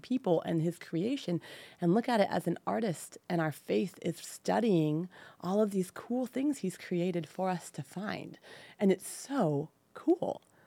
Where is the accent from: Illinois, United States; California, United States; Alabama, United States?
California, United States; Livermore; also born or lived in San Luis Obispo, California / Saratoga, California; I grew up in the mighty land of Livermore